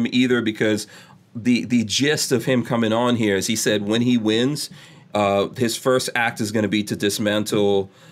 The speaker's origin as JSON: {"language": "English", "region": "New York", "country": "United States", "tie": "born or raised there", "also_born_or_lived": "New Jersey", "moved": "as an adult", "lives_now": "Florida, United States", "said": "I'm an immigrant. So, being like someone that came from another country, I grew up in New York"}